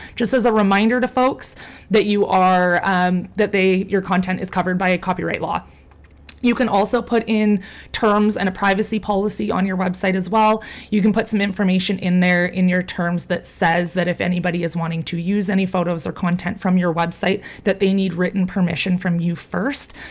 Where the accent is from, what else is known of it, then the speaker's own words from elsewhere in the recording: Canada; I'm from Canada